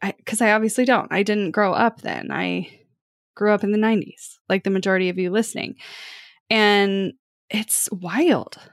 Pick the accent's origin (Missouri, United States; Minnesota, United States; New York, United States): Missouri, United States; Kansas City; I am from Kansas City